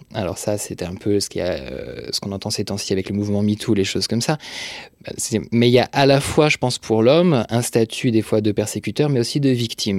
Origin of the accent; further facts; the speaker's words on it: France; also born or lived in Franche-Comté / Brittany; j'ai grandi euh, en Franche-Comté puis en Bretagne, enfin en province essentiellement